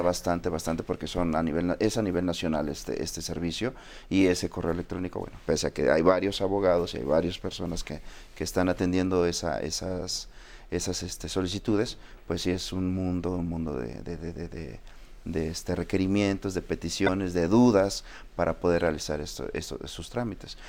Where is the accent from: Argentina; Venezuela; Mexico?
Mexico; nuestra identidad como mexicanos